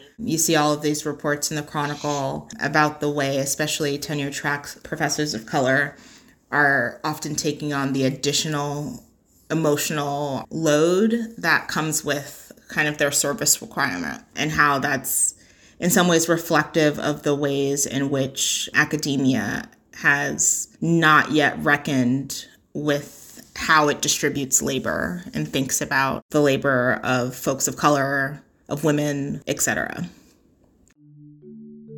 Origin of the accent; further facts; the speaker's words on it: New York, United States; moved away as an adult; now in Philadelphia, United States; while I am a Black woman in Philadelphia, I am not a Black Philadelphian. I grew up in New York